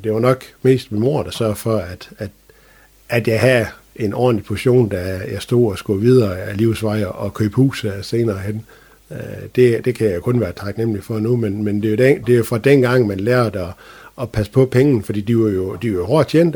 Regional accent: Strandby, North Denmark Region, Denmark; jeg er født og opvokset i Strandby

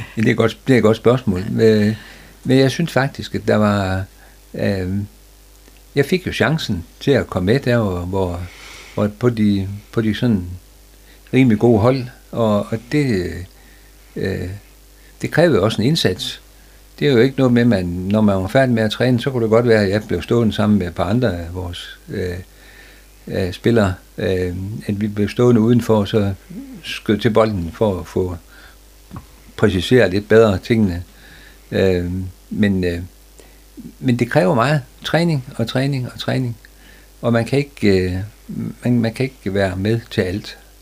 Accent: Frederikshavn, North Denmark Region, Denmark; der blev jeg født, og jeg blev født op på Stenbergvej

